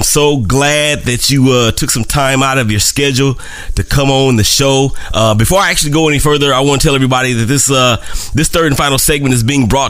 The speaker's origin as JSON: {"language": "English", "town": "Oakland", "region": "California", "country": "United States", "tie": "born or raised there", "moved": "yes", "said": "the first part of my life, I grew up in California, in Oakland."}